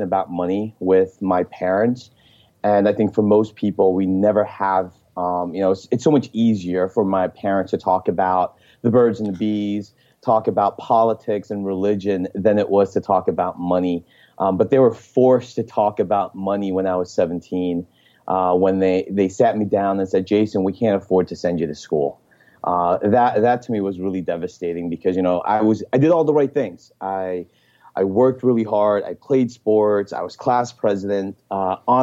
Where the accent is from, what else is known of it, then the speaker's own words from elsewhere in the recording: Elizabeth, New Jersey, United States; moved away as an adult; now in Palo Alto, United States; I grew up in Elizabeth, New Jersey, which is the fourth largest